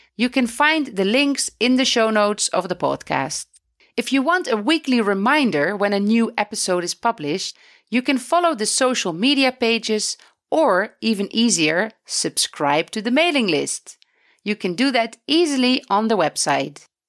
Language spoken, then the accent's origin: English; Netherlands; now in Beit Safafa; I come from the Netherlands